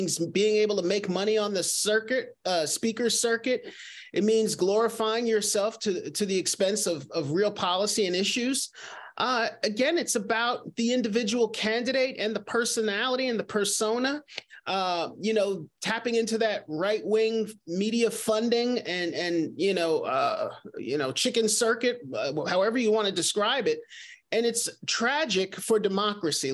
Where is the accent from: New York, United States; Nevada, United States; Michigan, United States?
New York, United States; New York City; I grew up with in Queens